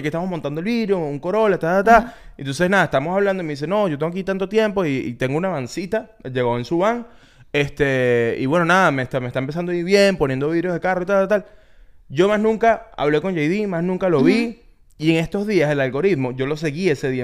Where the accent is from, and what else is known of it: Venezuela; born or raised there; now in United States